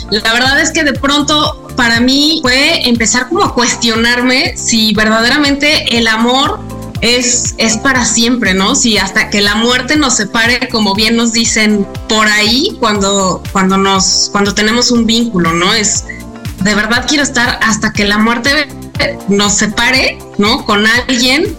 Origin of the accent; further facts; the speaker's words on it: Mexico; desde México